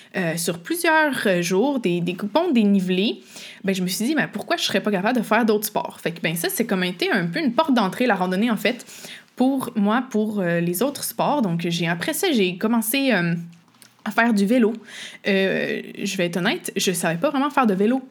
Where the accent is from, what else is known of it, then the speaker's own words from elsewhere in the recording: Quebec, Canada; je suis québécoise, vous l'entendez peut-être avec mon accent ou les expressions que j'utilise